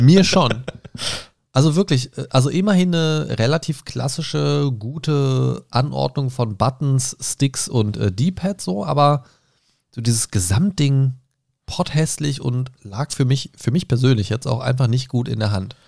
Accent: Germany; bei uns in Deutschland

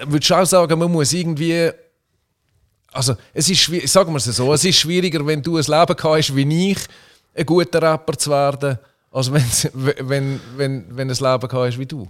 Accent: Switzerland; als Schweizer

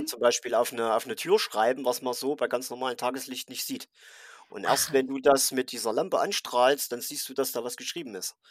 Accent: Thuringia, Germany; ich komme aus Thüringen

